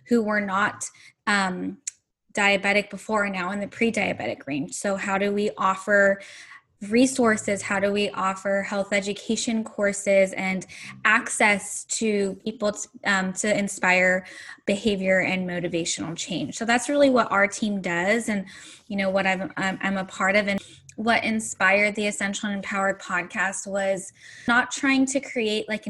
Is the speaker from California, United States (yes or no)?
yes; Central Valley of California, United States; also born or lived in Bay Area; I grew up in the Central Valley of California